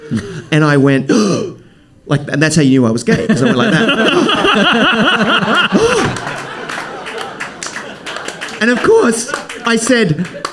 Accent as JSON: {"language": "English", "town": "Brisbane", "region": "Queensland", "country": "Australia", "tie": "born or raised there", "said": "So I grew up in Brisbane, Australia, which it's an amazing city, and it's a smaller"}